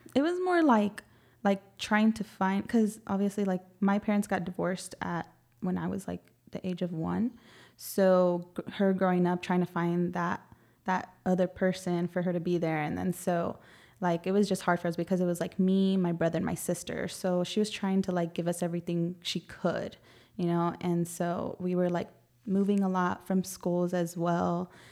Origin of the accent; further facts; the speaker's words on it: San Antonio, Texas, United States; I grew up in the south side